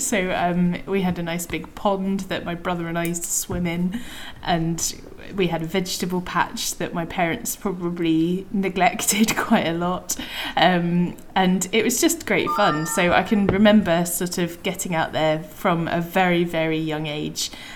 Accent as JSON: {"language": "English", "area": "Devon", "region": "South West England", "country": "United Kingdom", "tie": "born or raised there", "said": "I was brought up in Devon"}